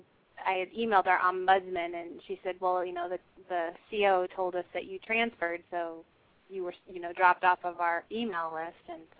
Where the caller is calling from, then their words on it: Washington, United States; I'm actually, my phone number is Tennessee, but I'm actually calling from Washington.